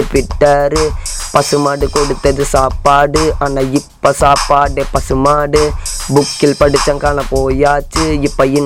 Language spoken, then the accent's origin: Tamil; Madathukulam, Tamil Nadu, India; actually நான் வந்து உடுமல்பேட் பக்கம் மடத்துக்குளம்னு ஒரு கிராமம்